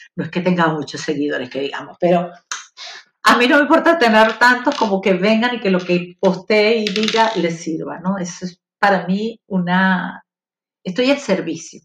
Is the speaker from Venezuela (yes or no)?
yes; Venezuela; somos nosotros, los venezolanos